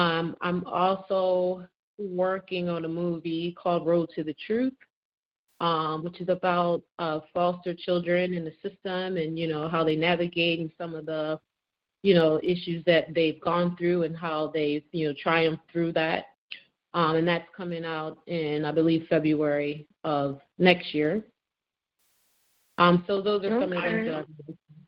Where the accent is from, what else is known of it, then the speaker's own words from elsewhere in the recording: Philadelphia, Pennsylvania, United States; born and raised in Philadelphia. Shout out to Philly.